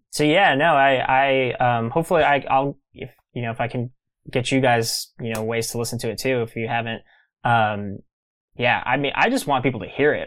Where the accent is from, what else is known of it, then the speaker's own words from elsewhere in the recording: Kingsville, Texas, United States; moved away; also born or lived in New York City; Kingsville is my hometown